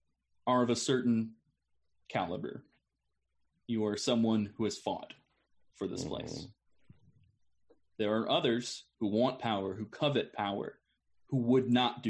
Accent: Chicago, Illinois, United States; Absolutely. I came from Chicago. I understand that. I get it.

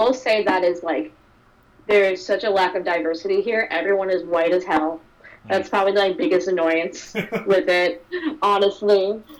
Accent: Long Island, New York, United States; moved away as an adult; now in Maine, United States; I grew up in Long Island suburbs, go to the city, get, like, that city vibe. But now, like, I live in, like, a small city, but a city nonetheless, in, like, a studio apartment.

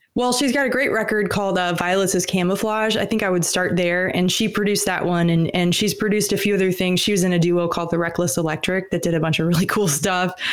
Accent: Atlanta, Georgia, United States; also born or lived in Alabama; I, I grew up in Atlanta and also in Alabama.

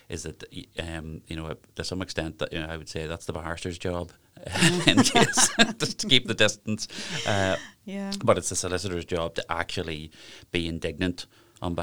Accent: Lurgan, Northern Ireland, United Kingdom; moved away; I'm obviously originally from the Craigavon, Lurgan area

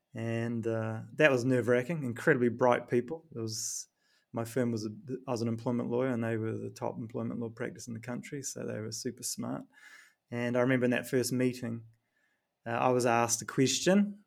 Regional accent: New Zealand; accent: New Zealand; moved away; my New Zealand accent

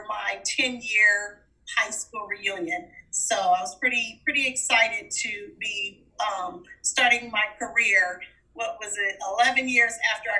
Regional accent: Los Angeles, California, United States; Oh, wow. It's interesting. I grew up at a time period. I grew up in the 70s.

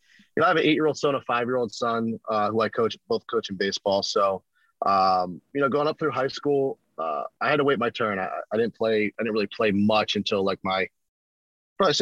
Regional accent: South Florida, United States; moved away as an adult; also born or lived in Connecticut; growing up in South Florida

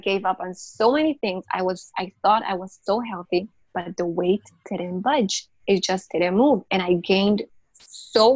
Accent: Israel; I'm from Israel.

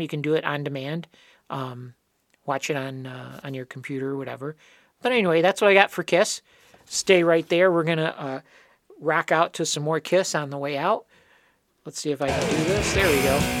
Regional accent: Dearborn Heights, Michigan, United States; also born or lived in Detroit; my family, we moved from Detroit. We lived down in Detroit proper and moved out to the fancy suburbs of Dearborn Heights

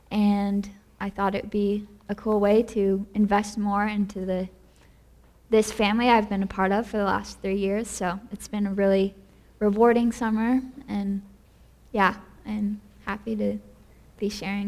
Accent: Portland, Oregon, United States; moved away as an adult; now in Spokane, United States; I grew up in Portland, and then 4 years ago, I started at Whitworth.

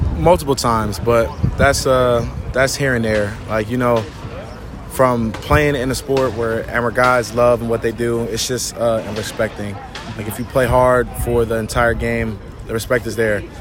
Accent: Rahway, New Jersey, United States; moved away as an adult; also born or lived in Philadelphia / Buffalo; I grew up in Rahway in Jersey

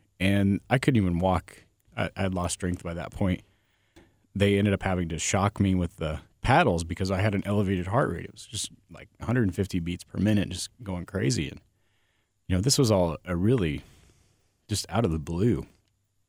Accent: Nebraska, United States; I grew up in Nebraska. So here I am in a very, very small town in Nebraska

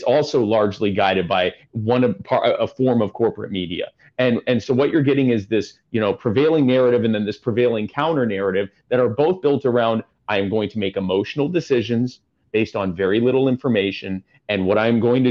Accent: Canada

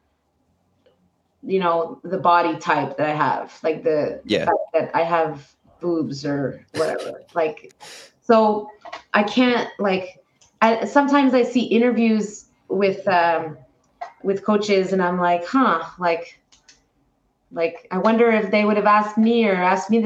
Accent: Canada; I am a Canadian

